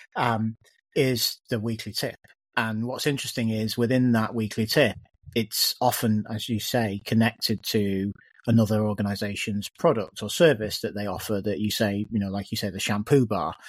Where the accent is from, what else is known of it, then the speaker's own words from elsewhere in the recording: the Northwest, North West England, United Kingdom; I was growing up in the Northwest